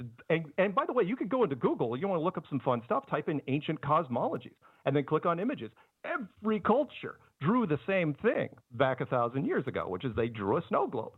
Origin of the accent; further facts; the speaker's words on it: United States; I love being American